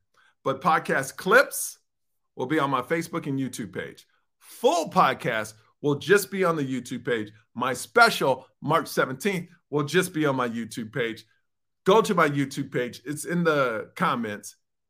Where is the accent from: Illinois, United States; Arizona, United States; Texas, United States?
Texas, United States; Houston; the first time I performed in my hometown of Houston, Texas.